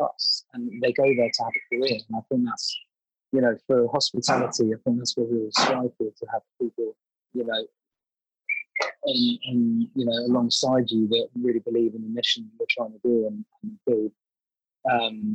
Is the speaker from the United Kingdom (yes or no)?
yes; London, United Kingdom; sort of grew up born and bred in London